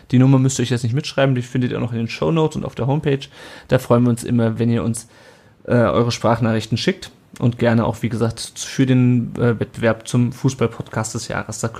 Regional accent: Kassel, Hesse, Germany; weil ich komme halt aus Kassel und das ist, ähm, die Leute rollen nur mit den Augen

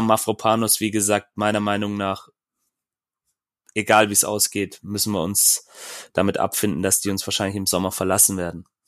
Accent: Swabia, Germany; wie man bei uns im Schwabenland sagt

